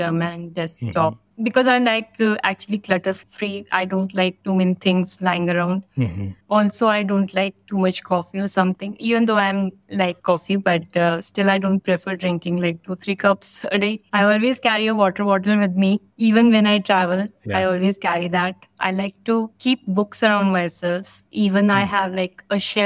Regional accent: New Delhi, Delhi, India; I'm from New Delhi, India.

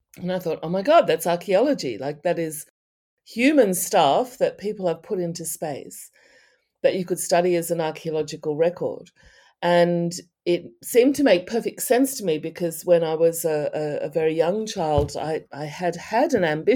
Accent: Australia; I'm from Australia

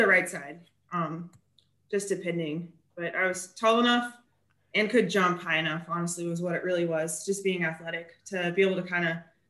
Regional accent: Kansas, United States; moved away as an adult; also born or lived in Iowa; now in Tennessee, United States; I grew up in Kansas, but I lived in Iowa for about 5 years before moving down here to Tennessee.

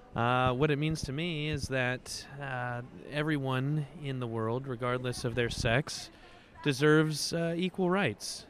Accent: Tennessee, United States; accent: American; moved away as an adult; now in Norway; I'm from Tennessee, the United States

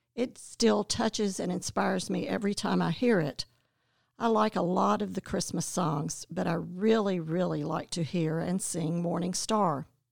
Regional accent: Winston-Salem, North Carolina, United States; also born or lived in Clemson; now in Athens, United States; we both grew up in Winston-Salem, North Carolina

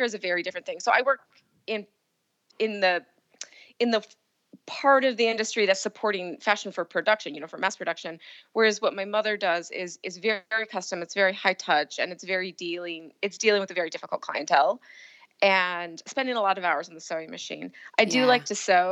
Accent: Pacific Northwest, United States; also born or lived in Seattle, Washington / Portland, Oregon; I'm from the Pacific Northwest

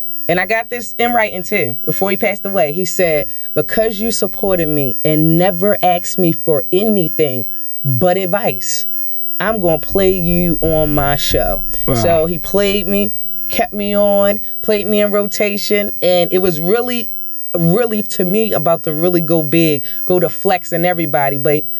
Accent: Baltimore, Maryland, United States; I feel like I'm from Baltimore, and that's cool.

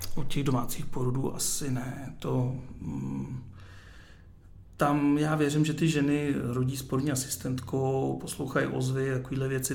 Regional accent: Ústí nad Labem, Ústí nad Labem Region, Czechia; já jsem narozený v Ústí

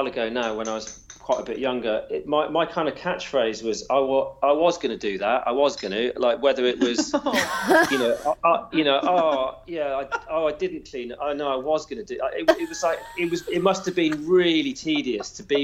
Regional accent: Wales, United Kingdom; I'm Welsh

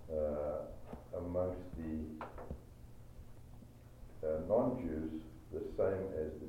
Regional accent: South Africa; moved away; I, I, I think I grew up in South Africa.

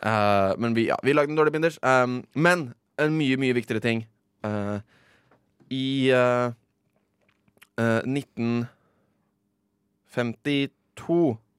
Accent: Oslo, Norway; jeg er fra Oslo

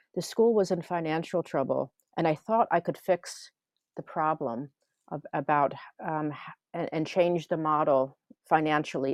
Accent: Philadelphia, Pennsylvania, United States; moved away as an adult; also born or lived in New Mexico; now in Helsinki, Finland; I grew up in Philadelphia area, and we moved to New Mexico

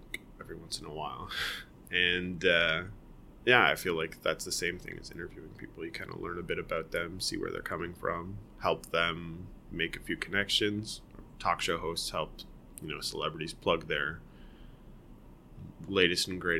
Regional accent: Guelph, Ontario, Canada; also born or lived in Toronto; I grew up in Guelph. I was born in Toronto. Born and raised in Toronto until I was 5, so maybe not raised, and then we moved to Guelph. So I was in Guelph from 5 to 18, basically

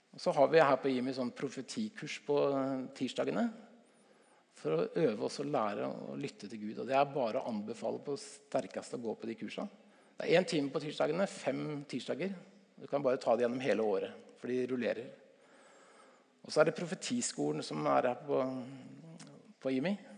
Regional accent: Stokke, Vestfold, Norway; also born or lived in Tønsberg; jeg er fra Stokke i Vestfold

